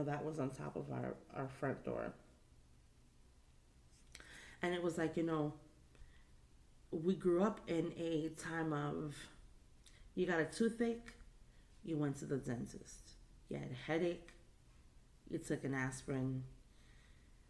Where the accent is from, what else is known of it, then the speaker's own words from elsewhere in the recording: New York City, New York, United States; growing up in the Bronx